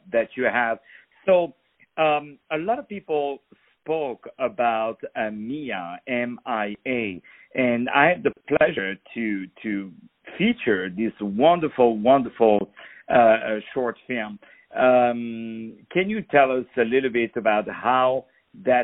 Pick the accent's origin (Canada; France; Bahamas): France; I'm from France